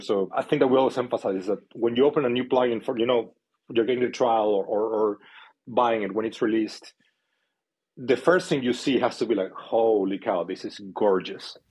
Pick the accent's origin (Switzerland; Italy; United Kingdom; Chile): Chile; moved away as an adult; I am from South America, from Chile. Um, so, I am an immigrant. I've been here for 13 years now.